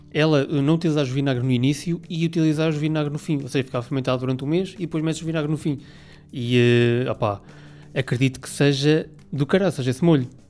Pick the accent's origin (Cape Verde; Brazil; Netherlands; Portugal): Portugal; Aveiro, Centro; de Aveiro, que eu sou de Aveiro